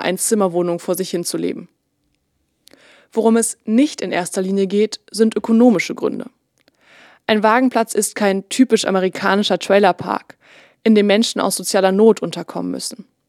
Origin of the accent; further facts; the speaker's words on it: Leipzig, Saxony, Germany; in meiner Heimatstadt Leipzig